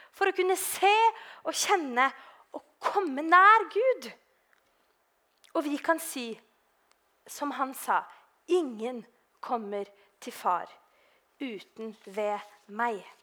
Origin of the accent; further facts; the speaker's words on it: Oslo, Norway; moved away; i Oslo, da. Eh, der jeg er fra